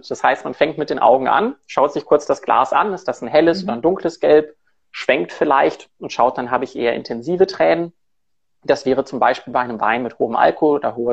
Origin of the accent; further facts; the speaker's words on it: Cologne, North Rhine-Westphalia, Germany; moved away as an adult; now in Zurich, Switzerland; Ich komme ursprünglich aus Köln, habe dann in verschiedenen Ecken in Deutschland gearbeitet, im Rheingau und in Hamburg relativ lang und lebe seit vier Jahren in Zürich